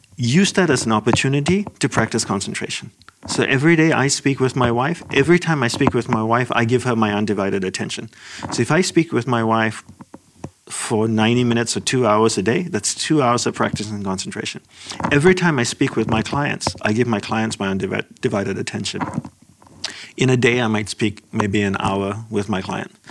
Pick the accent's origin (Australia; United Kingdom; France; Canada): Australia; moved away as an adult; also born or lived in Malaysia / Hawaii / Los Angeles; I'm Sri Lankan of ancestry. I was born in Malaysia. My family moved to Australia